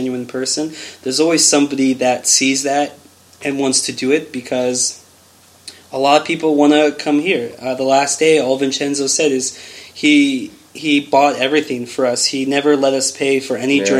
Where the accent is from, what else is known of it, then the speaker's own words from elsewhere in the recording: Los Angeles, California, United States; also born or lived in England; more specifically, I'm from Los Angeles